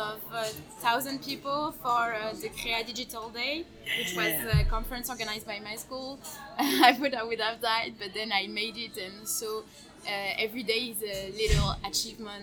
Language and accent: English; Geneva, Switzerland; English is a second language; came back to my hometown, and I realized that I barely know Geneva